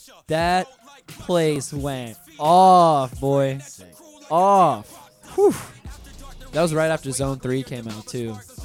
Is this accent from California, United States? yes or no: no; Miami, Florida, United States; From Miami.